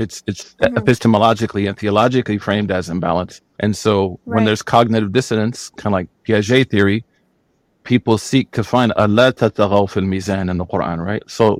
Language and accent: English; Oklahoma, United States; And I'm from Oklahoma.